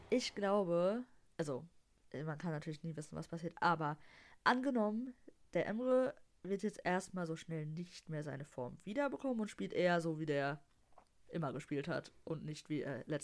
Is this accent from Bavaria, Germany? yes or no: no; Dortmund, North Rhine-Westphalia, Germany; so als Dortmunder muss, man, muss man das halt geil finden, ne?